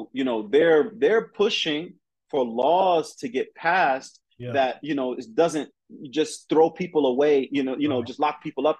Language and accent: English; California, United States; also born or lived in Colorado / Ohio / Atlanta, Georgia; I'm you know, I'm from California, but I've lived everywhere. I've lived in Colorado. I've lived in Ohio. I've lived in Atlanta, Georgia.